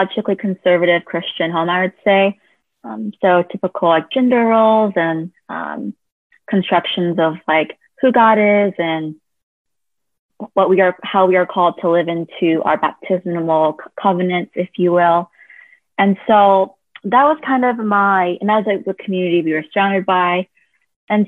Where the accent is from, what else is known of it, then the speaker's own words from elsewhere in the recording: California, United States; also born or lived in South Korea; I was adopted from South Korea and raised in the US, specifically California